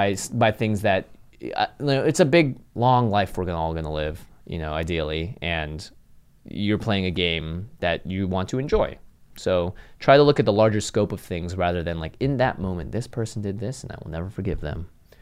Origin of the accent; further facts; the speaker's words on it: Seattle, Washington, United States; moved away; I grew up in Seattle.